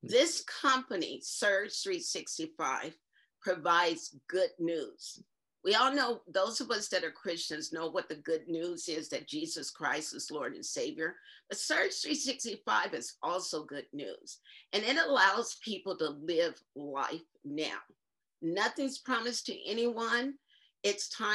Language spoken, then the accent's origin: English; Indio, California, United States; I grew up in Indio, California, which is near Palm Springs.